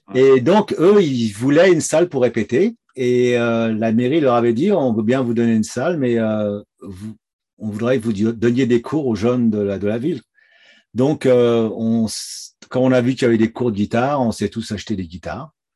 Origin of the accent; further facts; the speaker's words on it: Domont, Île-de-France, France; moved away as an adult; also born or lived in Épinay-sur-Seine, France; now in Toronto, Canada; j'ai vécu dans la banlieue nord de Paris, euh, dans une ville qui s'appelle Daumont. Euh, c'est à 20 km de Paris